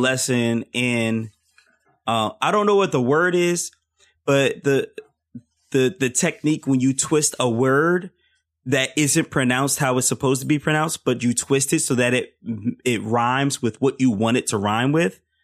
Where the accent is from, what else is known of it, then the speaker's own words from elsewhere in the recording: Philadelphia, Pennsylvania, United States; I grew up in Philly